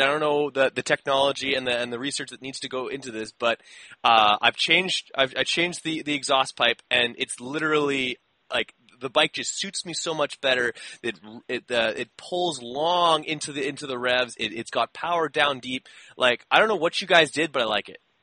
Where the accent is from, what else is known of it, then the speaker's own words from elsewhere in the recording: Canada; I'm Canadian